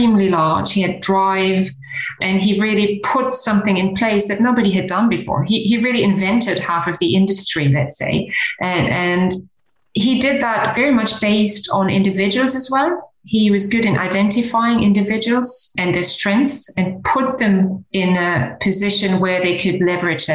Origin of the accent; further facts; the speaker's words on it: Germany; also born or lived in Canada / United Kingdom / San Francisco, United States / North Carolina, United States; now in Luxembourg; I grew up in Germany, and during my education, I lived in Canada, in the UK, and in the US, both in San Francisco and in North Carolina